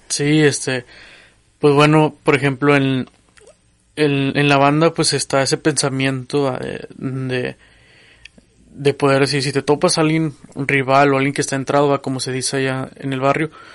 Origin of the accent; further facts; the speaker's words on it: General Escobedo, Nuevo León, Mexico; mi infancia fue pues como otras, ¿verdad? en el barrio, ¿verdad? Yo vengo de la colonia Nueva Esperanza en Escobedo, ¿verdad? Ya límites con Monterrey